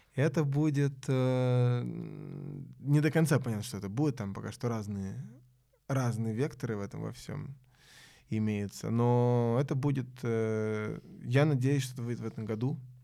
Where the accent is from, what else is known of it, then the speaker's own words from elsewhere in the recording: Belgrade, Central Serbia, Serbia; moved away; я из Белграда